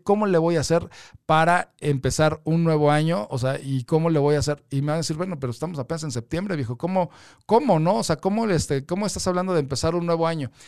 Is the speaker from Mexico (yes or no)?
yes; Mexico; todos como mexicanos